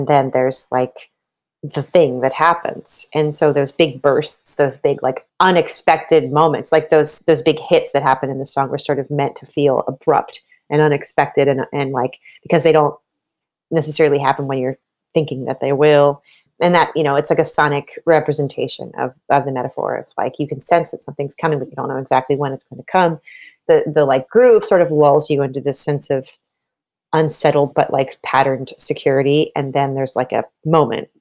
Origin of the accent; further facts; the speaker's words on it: East Coast, United States; we're both from the East Coast, a place with hills and mountains and trees.